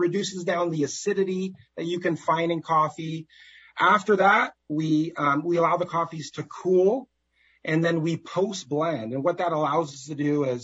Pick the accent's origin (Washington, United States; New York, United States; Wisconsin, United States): Washington, United States; Seattle; born or raised there